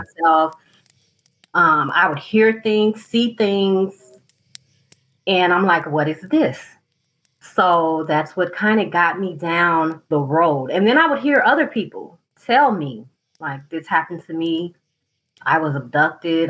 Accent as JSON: {"language": "English", "region": "southern United States", "country": "United States", "said": "I'm from the southern United States where we are cold but not snowing"}